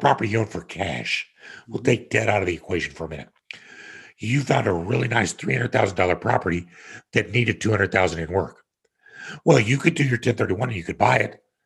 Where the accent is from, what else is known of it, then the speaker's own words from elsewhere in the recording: Kansas, United States; moved away as an adult; also born or lived in Denver, Colorado / Connecticut; growing up in Kansas on my own ranch